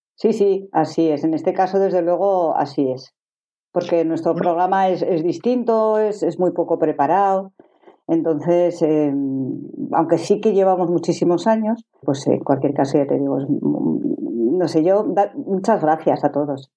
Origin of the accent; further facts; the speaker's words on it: Zaragoza, Aragon, Spain; soy de Zaragoza